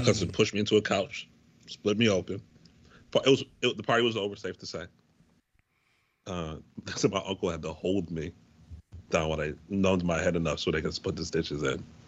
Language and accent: English; Waterbury, Connecticut, United States; also born or lived in Hampton, Virginia; my first job in high school, I worked at um, I worked for I worked for the Now in Waterbury